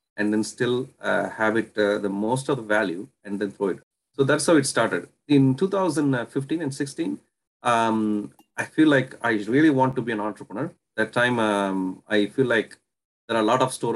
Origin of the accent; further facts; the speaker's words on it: Puducherry, India; moved away as an adult; now in Canada; I was originally born and brought up in India. And then I came to Canada in 2010.